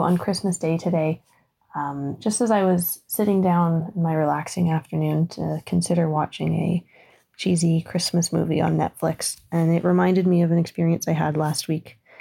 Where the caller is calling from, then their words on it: Ontario, Canada; I'm calling from Ontario, Canada